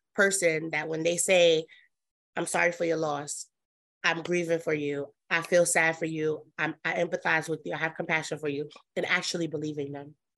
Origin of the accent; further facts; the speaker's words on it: New York City, New York, United States; I am from Brooklyn, New York. Um, that's where I was born and raised